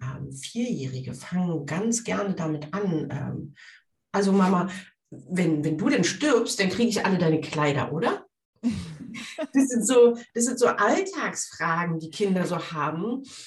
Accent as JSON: {"language": "German", "town": "Brandenburg an der Havel", "region": "Brandenburg", "country": "Germany", "said": "ich komme aus Brandenburg an der Havel, äh, da, die Stadt heißt genauso wie das Bundesland."}